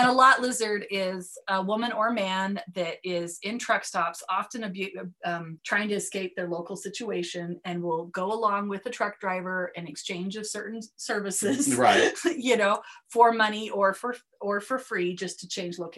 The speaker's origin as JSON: {"language": "English", "town": "Provo", "region": "Utah", "country": "United States", "tie": "born or raised there", "said": "I grew up in Provo, which is a community of sameness, Provo, Utah, and truck stops"}